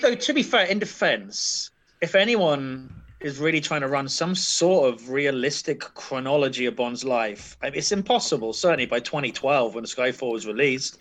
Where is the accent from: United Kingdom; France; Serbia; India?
United Kingdom; London; As a Londoner